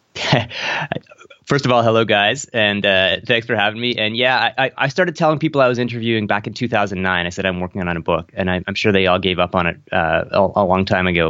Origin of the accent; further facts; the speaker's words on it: Canada; I'm in Toronto, I'm from Canada